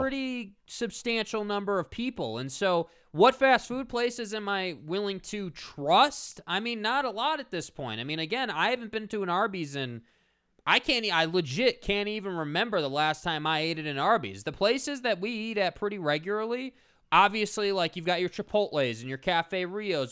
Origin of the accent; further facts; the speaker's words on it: United States; as an American